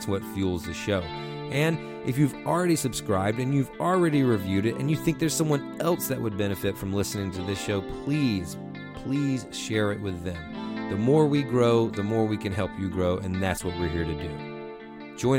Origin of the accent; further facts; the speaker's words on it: Eastern North Carolina, United States; also born or lived in Durham, North Carolina; I'm in Durham, North Carolina, but I am from Eastern North Carolina, from the coast